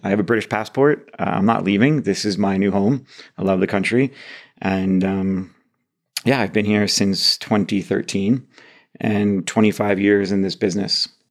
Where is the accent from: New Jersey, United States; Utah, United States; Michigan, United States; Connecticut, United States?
New Jersey, United States; Monmouth County; moved away as an adult; also born or lived in Columbia, South Carolina / China / London; now in Manchester, United Kingdom; I was born and raised in Monmouth County, New Jersey